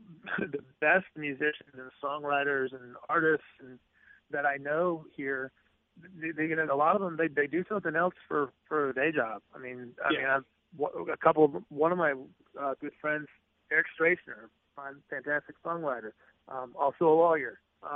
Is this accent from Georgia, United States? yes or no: no; Jackson, Mississippi, United States; moved away as an adult; also born or lived in St. Louis, Missouri / Tupelo, Mississippi / Boston / New York; moved to Jackson when I was 10. So I came here in the fifth grade. I was here through high school